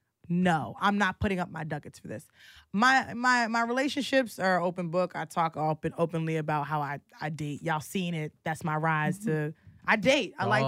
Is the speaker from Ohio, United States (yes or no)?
no; New York City, New York, United States; I am from the Bronx.